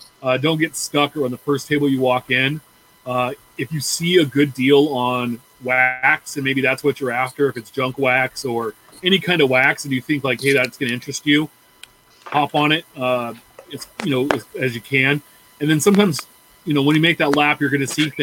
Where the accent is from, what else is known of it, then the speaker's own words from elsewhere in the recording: Midwest, United States; I grew up in the Midwest